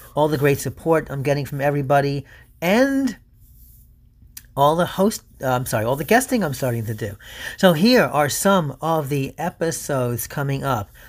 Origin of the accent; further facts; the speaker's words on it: New York City, New York, United States; also born or lived in Oceanside, New York; we're from New York City